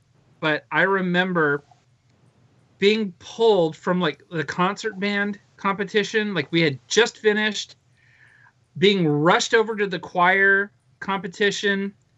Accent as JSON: {"language": "English", "town": "Thousand Oaks", "region": "California", "country": "United States", "tie": "born or raised there", "also_born_or_lived": "Tennessee", "moved": "yes", "said": "I know I'm home, but I feel like I've lost my hometown."}